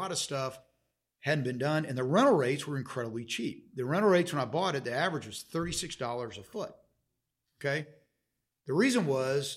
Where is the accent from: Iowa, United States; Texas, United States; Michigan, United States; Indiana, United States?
Texas, United States; Dallas; I've lived in the same zip code my whole life